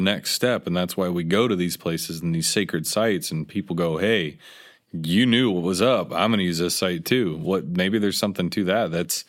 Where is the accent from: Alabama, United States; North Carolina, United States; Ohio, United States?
Ohio, United States; growing up in Ohio